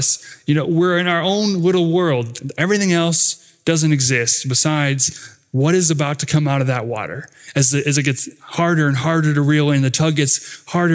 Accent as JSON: {"language": "English", "town": "Rapid City", "region": "South Dakota", "country": "United States", "tie": "born or raised there", "said": "where I grew up in Rapid City, South Dakota"}